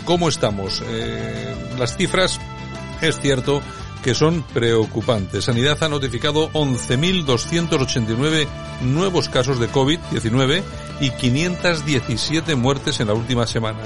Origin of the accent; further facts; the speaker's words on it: Spain; cómo somos los españoles